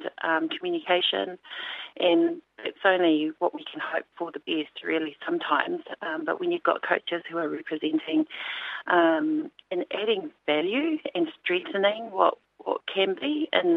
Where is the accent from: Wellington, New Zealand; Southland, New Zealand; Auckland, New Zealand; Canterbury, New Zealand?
Auckland, New Zealand; growing up in Auckland and being part of a very religious family